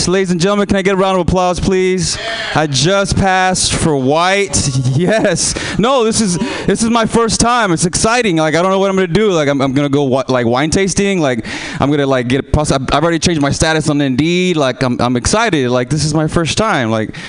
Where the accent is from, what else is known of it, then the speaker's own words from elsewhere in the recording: Houston, Texas, United States; moved away; I'm from Houston, Texas. So I might have an accent here and there.